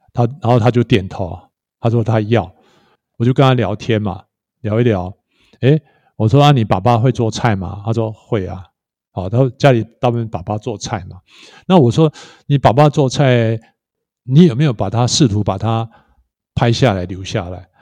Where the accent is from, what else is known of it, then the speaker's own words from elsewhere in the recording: Hualien County, Taiwan; moved away as an adult; also born or lived in Taoyuan; 我住在花莲，我为什么不回来花莲这样子？所以我，我在六年后我就回来花莲，花莲女中的美术班